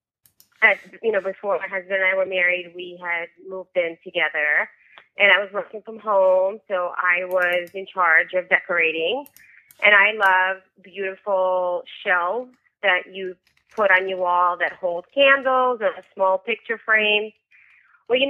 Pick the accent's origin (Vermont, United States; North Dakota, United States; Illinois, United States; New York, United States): New York, United States; also born or lived in Soviet Union; I was born in the Soviet Union and I grew up in New York